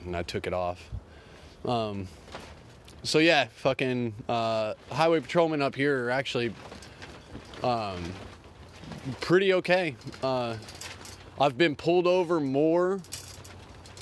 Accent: Oklahoma, United States; I'm from Oklahoma.

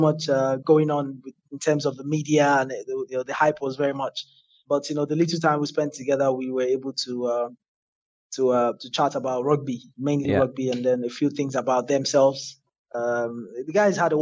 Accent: Nigeria; as a Nigerian

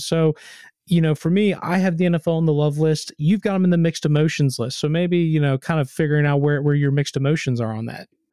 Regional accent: United States; I'm American.

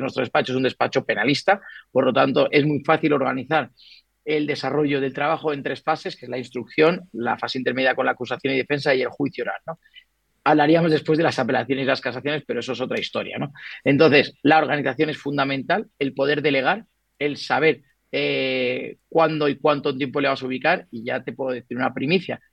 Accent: Colombia; now in Madrid, Spain; Yo soy nacido en Colombia

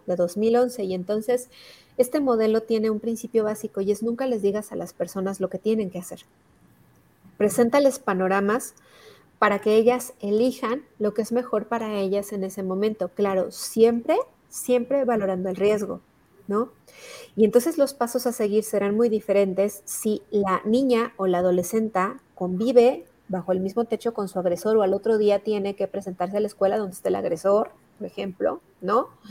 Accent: Hidalgo, Mexico; yo soy del estado de Hidalgo

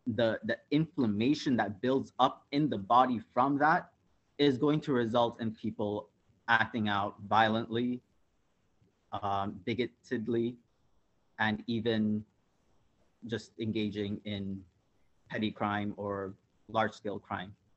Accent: Karachi, Sindh, Pakistan; moved away as an adult; now in Toronto, Canada; I was born in Karachi, Pakistan. I came to Canada 10 years ago.

